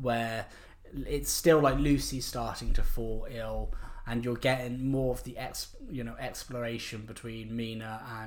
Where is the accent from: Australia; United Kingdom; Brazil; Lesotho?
United Kingdom; we're British